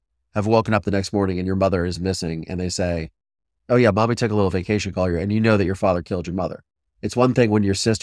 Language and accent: English; Ohio, United States; I'm from Ohio